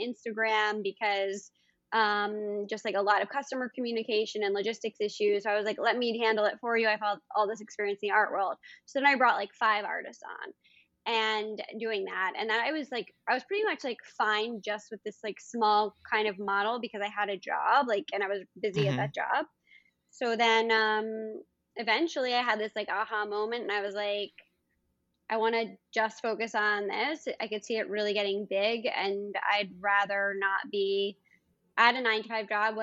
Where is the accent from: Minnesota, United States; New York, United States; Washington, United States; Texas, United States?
New York, United States; New York City; I grew up in New York City. That's where I'm based now and live and work